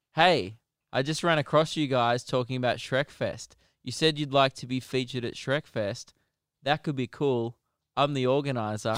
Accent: Melbourne, Victoria, Australia; We're from Melbourne, Australia

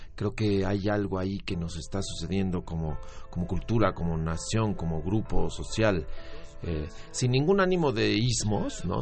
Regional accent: Mexico City, Mexico; moved away as an adult; also born or lived in Tijuana / San Diego; vivimos en la Ciudad de México

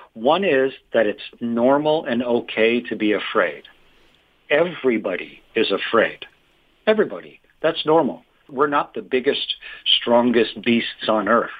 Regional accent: Canada; I'm from Canada

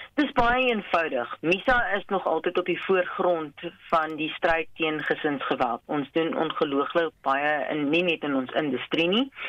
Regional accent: South Africa

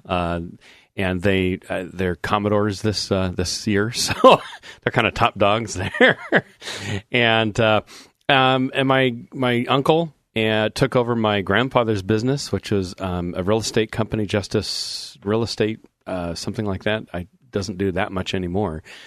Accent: Portland, Oregon, United States; I grew up in Portland. I'm a fourth generation Oregonian.

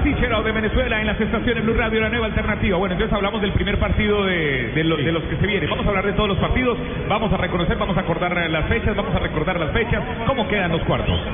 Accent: Argentina; now in Colombia; yo soy argentino

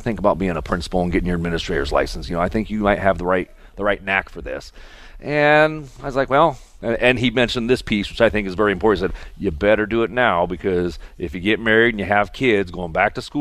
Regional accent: Logansport, Indiana, United States; now in Mishawaka, United States; I grew up in Logansport, so home of the Logansport Berries is where I grew up.

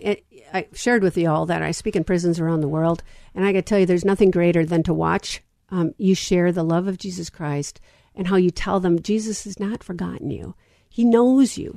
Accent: United States; I am an American of the United States

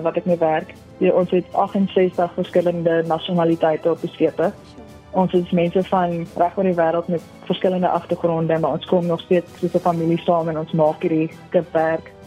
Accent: Pretoria, Gauteng, South Africa; also born or lived in Stellenbosch; ek is van Suid-Afrika, gebore in Pretoria

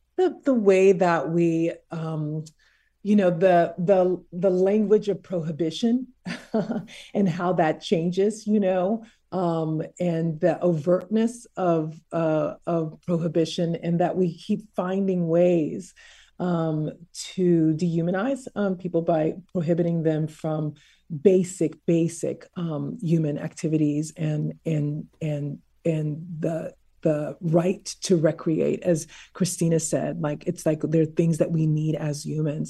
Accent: Texas, United States; I was raised in Texas

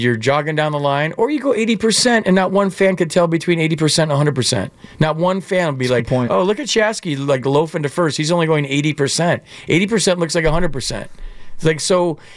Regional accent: Michigan, United States; I'm from Michigan

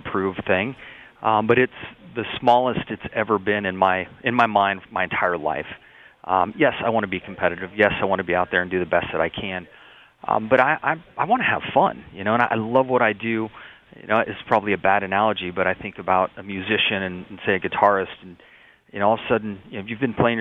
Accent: San Diego, California, United States; I had very humble beginnings growing up in the San Diego area

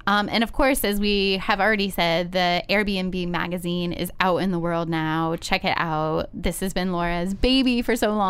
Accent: Ohio, United States; now in New York, United States; I grew up in Ohio

